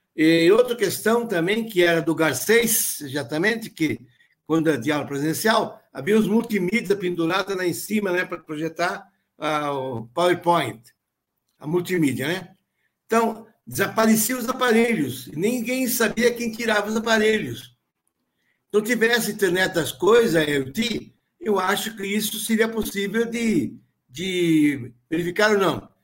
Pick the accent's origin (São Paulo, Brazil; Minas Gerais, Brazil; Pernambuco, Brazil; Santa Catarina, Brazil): Santa Catarina, Brazil; Rodeio; eu sou da, nasci numa cidadezinha que é, chama-se chama Rodeio